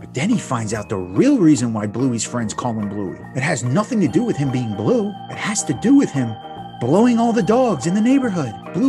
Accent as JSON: {"language": "English", "town": "Plantation", "region": "Florida", "country": "United States", "also_born_or_lived": "New Jersey / West Virginia", "said": "I'm from Florida, right? Well, I'm from Jersey, I'm from West Virginia, I'm from all over, but you know, I claim Plantation, Broward County, South Florida."}